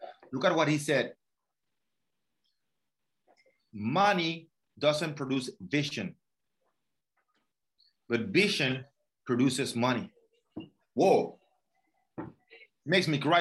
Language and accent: English; Venezuela; moved away; I'm from Venezuela